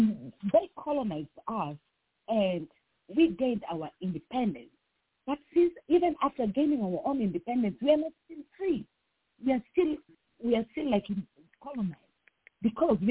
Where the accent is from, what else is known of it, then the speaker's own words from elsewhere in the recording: Kenya; as a Kenyan, us as Kenyans